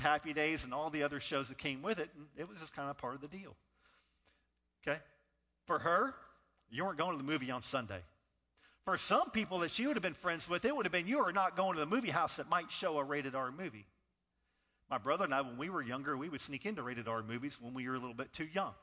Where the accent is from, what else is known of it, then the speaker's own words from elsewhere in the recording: Northern California, United States; now in Rock Hill, United States; I was born in Northern California